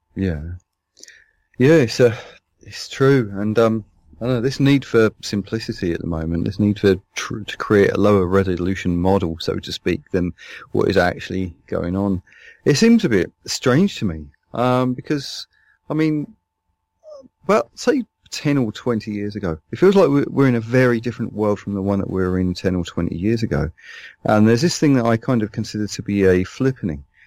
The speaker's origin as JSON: {"language": "English", "region": "London", "country": "United Kingdom", "moved": "as an adult"}